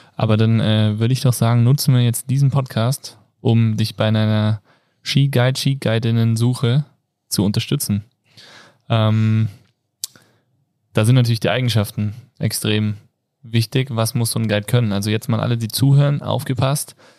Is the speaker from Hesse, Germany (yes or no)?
yes; Kassel, Hesse, Germany; now in Innsbruck, Austria; ich komme aus Kassel